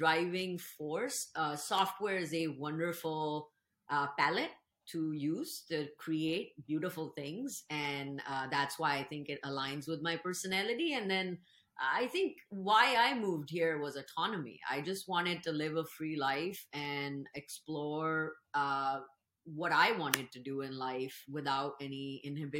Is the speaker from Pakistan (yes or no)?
yes; Pakistan; moved away as an adult; now in Seattle, United States; I grew up in Pakistan